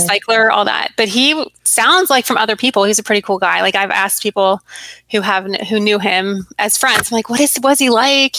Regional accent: Arizona, United States; moved away as an adult; also born or lived in Virginia; growing up in Arizona

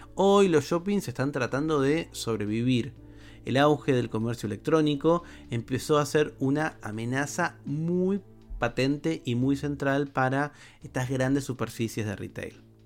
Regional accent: Buenos Aires metropolitan area, Argentina; Para los que somos eh, de Argentina, o por lo menos de la región metropolitana

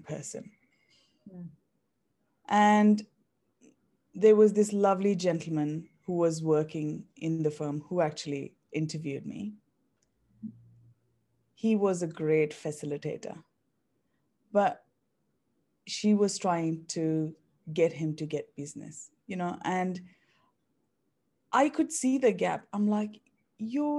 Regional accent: India; moved away as an adult; now in Australia; I was born and raised in India, and I moved to Australia in 2011.

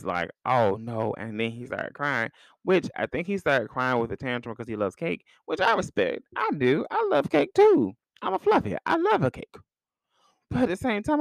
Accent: United States; I'm American

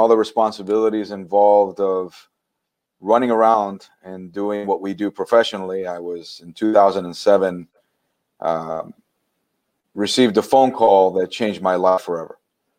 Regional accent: Miami, Florida, United States; I grew up in Miami.

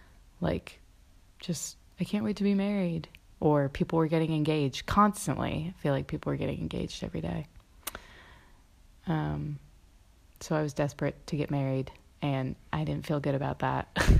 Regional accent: Mississippi, United States; I came from Mississippi to Philadelphia, and from Philadelphia traveled to Nashville

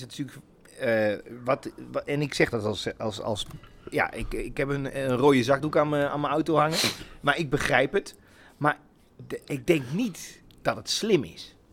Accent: Achterhoek, Gelderland, Netherlands; Ik kom uit de Achterhoek

